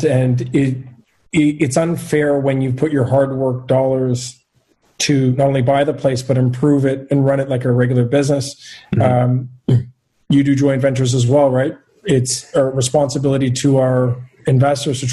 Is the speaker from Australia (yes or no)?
no; Montreal, Quebec, Canada; also born or lived in Ottawa; I'm born and raised in Montreal.